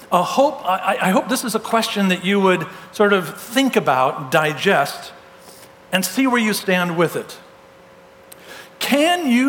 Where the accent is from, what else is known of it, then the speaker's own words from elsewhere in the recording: California, United States; I'm from Southern California originally, and so everybody played golf in my family.